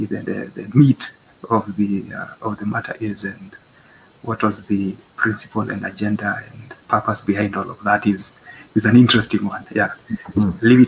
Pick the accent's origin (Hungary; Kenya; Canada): Kenya; being born into the country and being born into the culture, I first encountered it in school